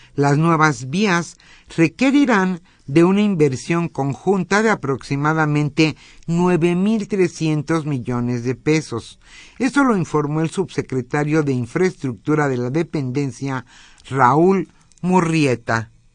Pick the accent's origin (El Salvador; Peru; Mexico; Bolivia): Mexico